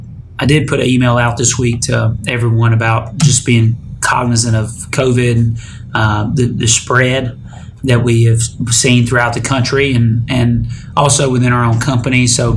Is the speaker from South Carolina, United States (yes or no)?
no; Detroit, Michigan, United States; Back home for me, because I'm from Detroit.